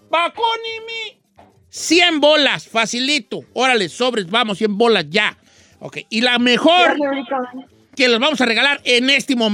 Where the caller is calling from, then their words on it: Pico Rivera, California, United States; sí, de Pico Rivera.